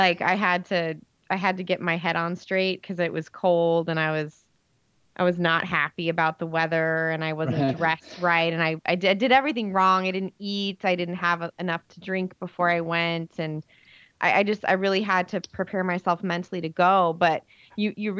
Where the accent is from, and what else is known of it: Nebraska, United States